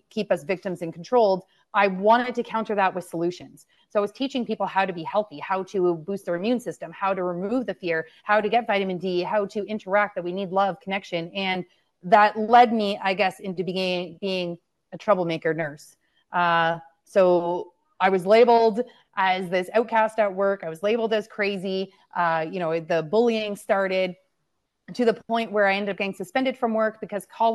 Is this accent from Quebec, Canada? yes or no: no; London, Ontario, Canada; London as well, my hometown